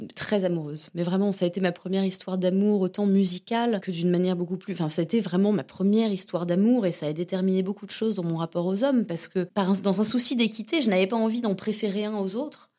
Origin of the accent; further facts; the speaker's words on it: Hauts-de-Seine, Seine-et-Marne, Val-de-Marne, Île-de-France, France; moved away as an adult; also born or lived in Antony / Montévrain; now in Berlin, Germany; je suis née à Antony dans les Hauts-de-Seine. Euh, j'ai grandi du coup entre les Hauts-de-Seine, la Seine-et-Marne, Montévrain, ça s'appelait, et euh, Nogent-sur-Marne, donc dans le 94